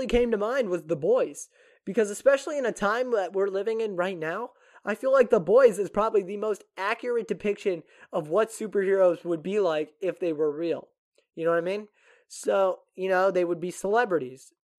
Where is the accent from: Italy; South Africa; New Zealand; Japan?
Japan; I grew up in Japan, so, and they didn't have American television overseas.